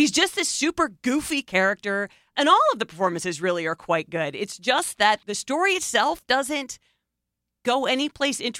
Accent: Mauritania; from Mauritania. I was detained in Guantanamo Bay, kidnapped from my country and detained.

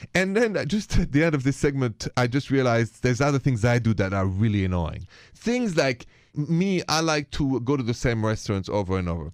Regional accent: France; accent: French; My accent is French.

